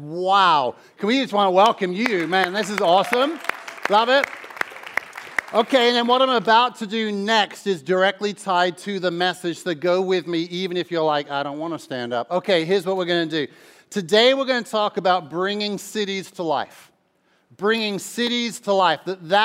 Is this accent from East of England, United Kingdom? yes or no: yes; Mildenhall, East of England, United Kingdom; I'm from across the border. I'm in Suffolk. Mildenhall is my hometown. But as you can tell at this point, my accent is somewhat rooted elsewhere.